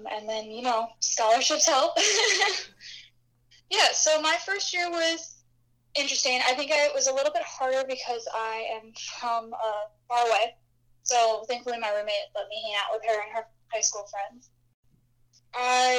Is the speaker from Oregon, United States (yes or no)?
no; Haymarket, Virginia, United States; moved away as an adult; now in Milwaukee, United States; I am from Haymarket, Virginia.